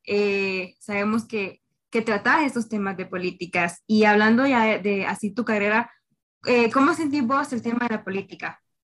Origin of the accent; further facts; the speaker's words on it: Honduras; cada uno de nosotros como hondureños